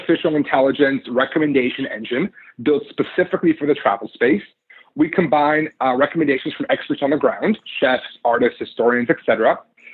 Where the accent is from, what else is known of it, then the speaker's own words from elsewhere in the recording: Israel; moved away as an adult; now in Seattle, United States; I grew up in Israel.